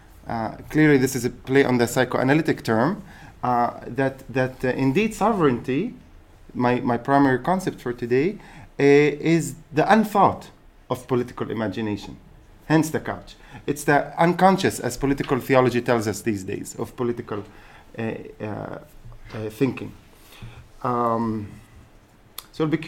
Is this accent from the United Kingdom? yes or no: no; Haifa, Haifa District, Israel; I happen to be a Palestinian citizen of Israel. I'm born and raised in Haifa